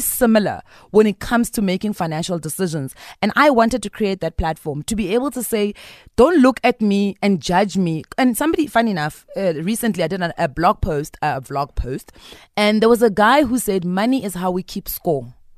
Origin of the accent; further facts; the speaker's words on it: Bushbuckridge, Mpumalanga, South Africa; I'm from Bush Park Ridge.